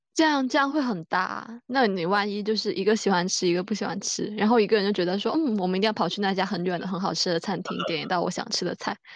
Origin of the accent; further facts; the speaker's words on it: Guangdong, China; 就我们长大的地方。太其实好蛮了宜居的，又有海，又有很多好吃的